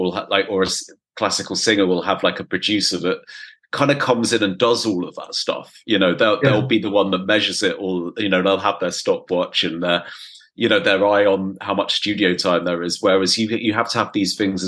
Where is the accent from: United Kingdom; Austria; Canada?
United Kingdom; England; being English, my pronunciation of French is fucking appalling